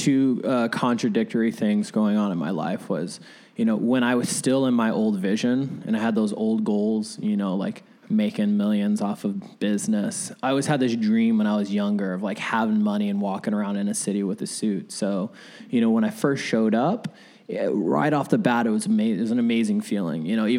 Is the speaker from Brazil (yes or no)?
no; Arizona, United States; also born or lived in Vallejo, California; So I was really raised. I say I have the Bay blood in me, but I was raised in the heat.